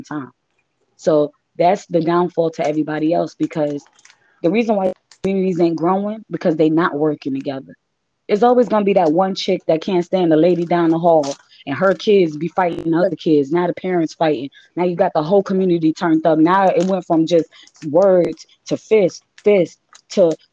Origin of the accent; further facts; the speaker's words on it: New York City, New York, United States; I was actually raised in Bay Area Projects in Queens of New York